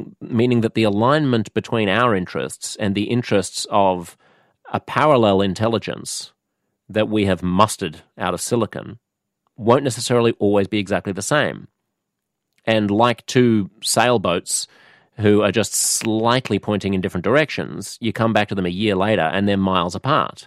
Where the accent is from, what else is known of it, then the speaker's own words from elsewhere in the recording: United States; speaking as an American